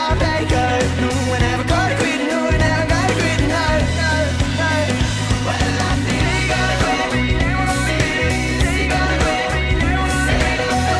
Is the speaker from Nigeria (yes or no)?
no; United States; I'm American